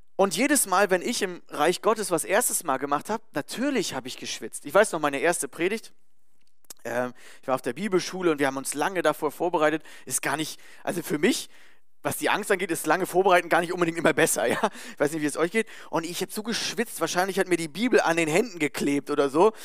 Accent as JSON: {"language": "German", "country": "Germany", "said": "Als Deutscher"}